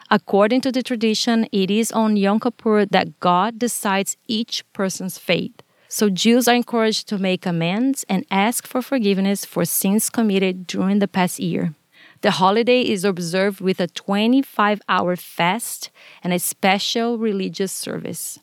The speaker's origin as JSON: {"language": "English", "country": "Brazil", "tie": "born or raised there", "second_language": "English", "moved": "yes", "lives_now": "United States", "said": "Growing up in Brazil, I was mostly exposed to Catholicism and Spiritism."}